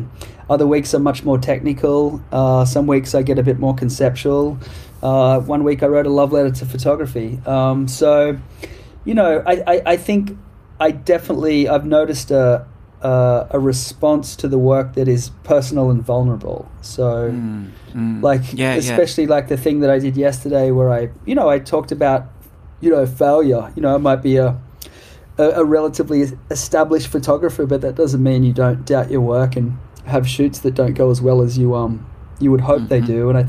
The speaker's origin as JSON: {"language": "English", "country": "Australia", "said": "I guess I have a perspective about my home country that I didn't have before."}